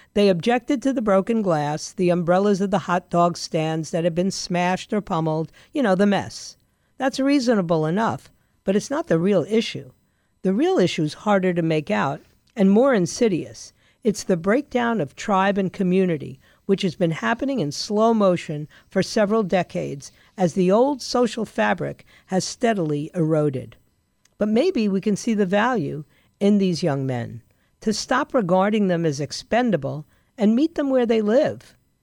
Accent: New York, United States; I grew up in New York

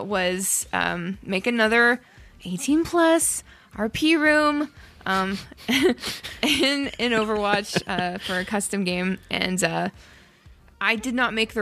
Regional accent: Ottawa, Ontario, Canada; moved away; I'm from Ottawa

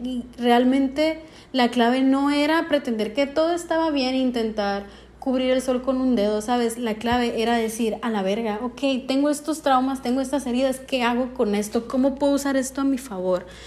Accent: northern Mexico, Mexico; de donde yo soy, en el norte de México

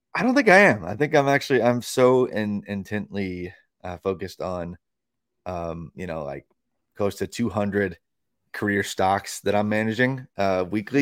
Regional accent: Tennessee, United States; my home state of Tennessee

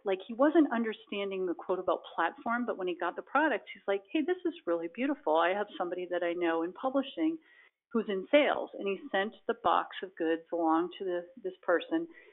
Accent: Boston, Massachusetts, United States; I grew up in the Boston area

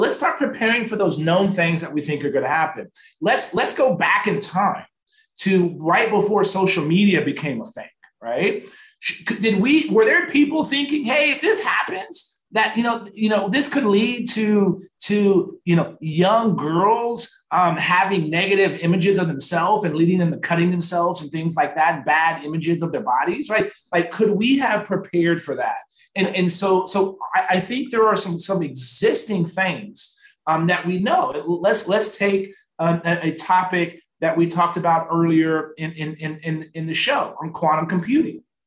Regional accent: San Antonio, Texas, United States; born and raised in San Antonio, Texas, right? I'm from South Texas

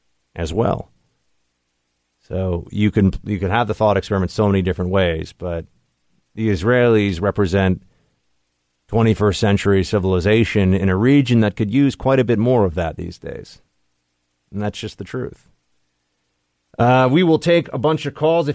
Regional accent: New York City, New York, United States; As a New Yorker

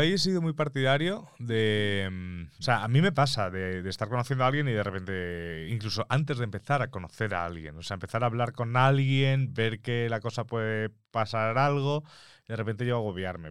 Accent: Mallorca, Balearic Islands, Spain; first language Spanish; now in Madrid, Spain; soy de Mallorca

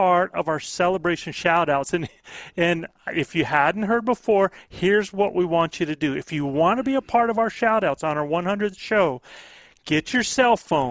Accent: Norfolk, Virginia, United States; I was born in Norfolk, Virginia

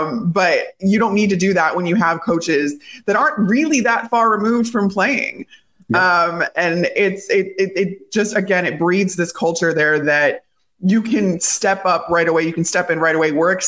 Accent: Chicago, Illinois, United States; I'm from Chicago, grew up in Chicago.

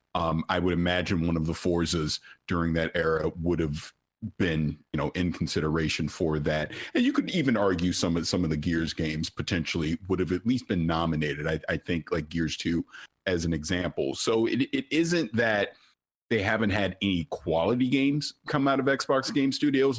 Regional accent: St. Petersburg, Florida, United States; I'm from Saint Petersburg, Florida

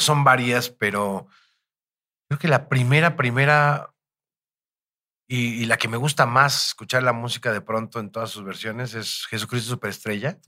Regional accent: Naucalpan, State of Mexico, Mexico; por mis rumbos de chico, por el Estado de México, por Naucalpan

